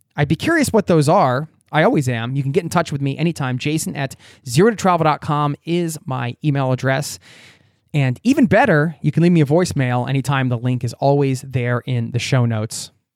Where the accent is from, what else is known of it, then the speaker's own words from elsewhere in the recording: United States; now in Norway; I'm from America